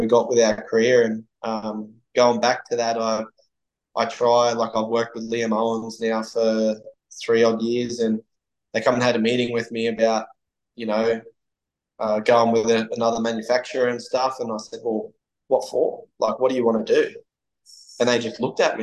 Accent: Cairns, Queensland, Australia; now in Gold Coast, Australia; Gold Coast, where I live now, is, for the listeners, is halfway on the east coast of Australia. So we are from Cairns.

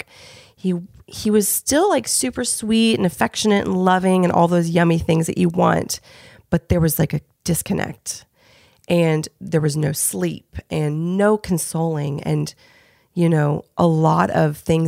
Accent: Indiana, United States; also born or lived in Los Angeles; now in Nashville, United States; I'm from Indiana.

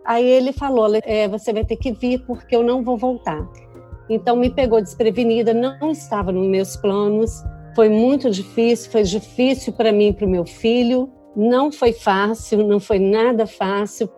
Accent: Vitória, Espírito Santo, Brazil; moved away as an adult; now in United States; sou natural de Vitória, Espírito Santo

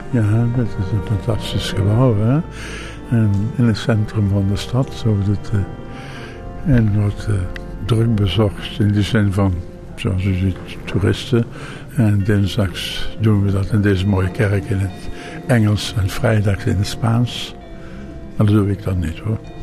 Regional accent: Ghana; now in Netherlands; Ik kom dus eigenlijk uit Afrika. uit Ghana

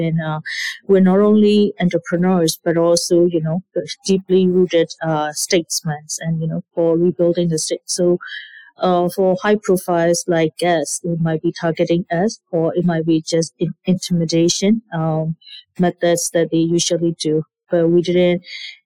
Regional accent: Yangon, Yangon Region, Myanmar; moved away; both of us were born and raised in Yangon

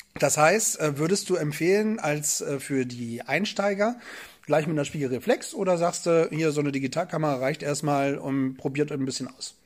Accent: Northern Germany, Germany

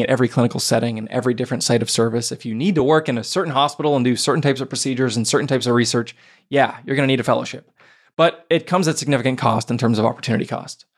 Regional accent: Pittsburgh, Pennsylvania, United States; my hometown of Pittsburgh, Pennsylvania

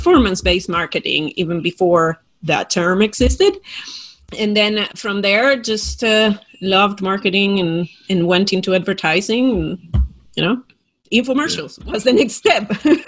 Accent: Spain; accent: Spain; It's actually from Spain.

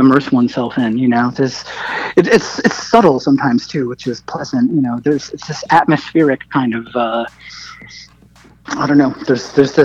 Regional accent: New England, United States; I'm from New England originally

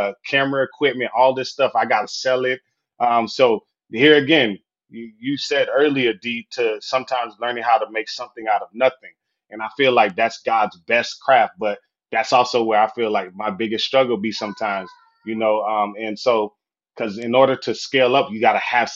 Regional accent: Florida, United States; moved away as an adult; also born or lived in Southwest Michigan; I'm from Florida, by the way. So I'm a Sunshine State boy

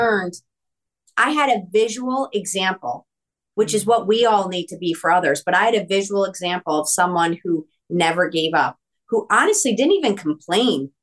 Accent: East Coast, United States; I'm Italian from the East Coast

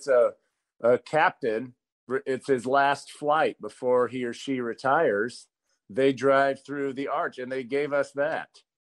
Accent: Idaho, United States; moved away as an adult; also born or lived in Utah; I'm from Idaho and played at Utah.

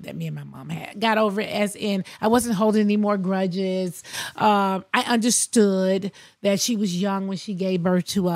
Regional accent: Athens, Georgia, United States; born or raised there; also born or lived in Queens, New York City

